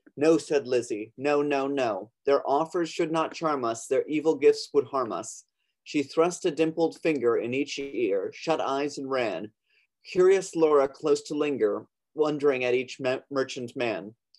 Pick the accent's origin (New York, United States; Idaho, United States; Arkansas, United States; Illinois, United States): New York, United States; Long Island; now in Brooklyn, United States; I'm originally from Long Island. I live. I'm calling in from Brooklyn, New York.